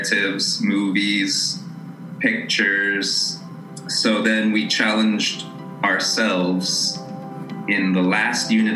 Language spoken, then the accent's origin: English; Aurora, Colorado, United States; I'm originally from Aurora, Colorado, suburb of Denver